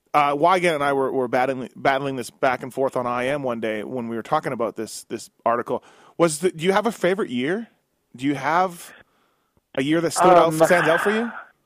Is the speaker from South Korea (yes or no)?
no; Canada; I'm a Canadian